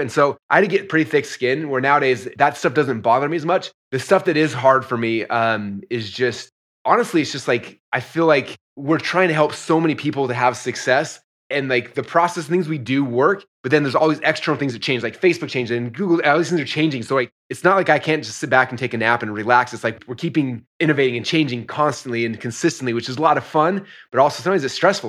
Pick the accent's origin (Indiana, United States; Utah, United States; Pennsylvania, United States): Utah, United States; moved away as an adult; also born or lived in Idaho; I grew up in Utah, so I wrestled in Utah